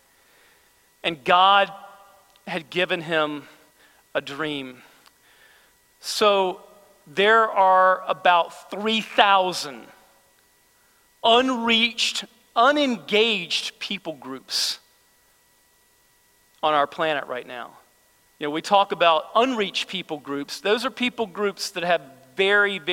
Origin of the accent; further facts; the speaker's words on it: United States; as American believers